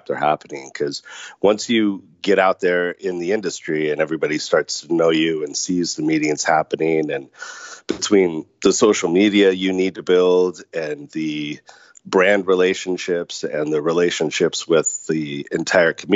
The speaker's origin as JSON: {"language": "English", "area": "Orange County", "region": "California", "country": "United States", "tie": "born or raised there", "also_born_or_lived": "Las Vegas", "moved": "as an adult", "said": "I was born and raised in Orange County"}